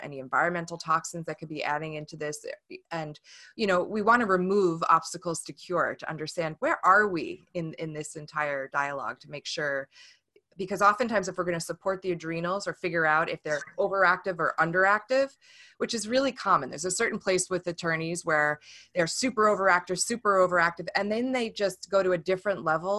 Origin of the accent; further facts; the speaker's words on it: New York, United States; now in Washington, United States; It's a good thing about being a New Yorker living in Washington, at least I can own it.